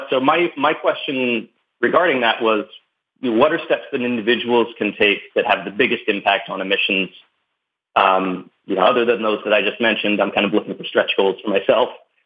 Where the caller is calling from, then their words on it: California, United States; I'm calling from California, continental U.S.